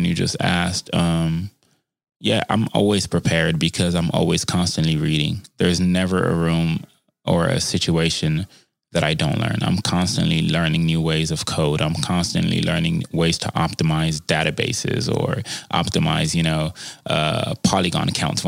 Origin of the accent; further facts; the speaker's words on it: Compton, California, United States; also born or lived in Harbor City, Los Angeles; growing up in Compton, growing up in Harbor City